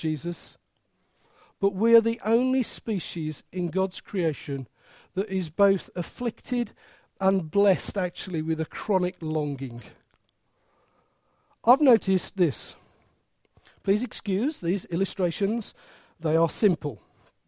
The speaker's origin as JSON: {"language": "English", "region": "Midlands", "country": "United Kingdom", "accent": "Midland", "said": "my Midland accent"}